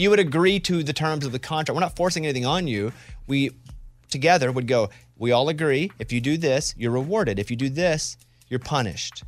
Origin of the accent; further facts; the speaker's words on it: Arkansas, United States; I grew up in Arkansas